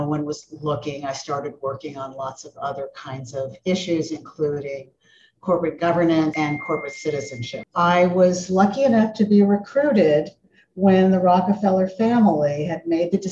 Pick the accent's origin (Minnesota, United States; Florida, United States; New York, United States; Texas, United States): Florida, United States; Miami; I grew up in Miami in the suburbs